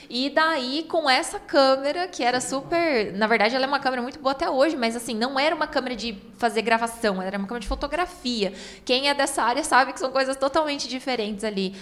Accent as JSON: {"language": "Portuguese", "region": "Paraná", "country": "Brazil", "said": "nós somos do Paraná"}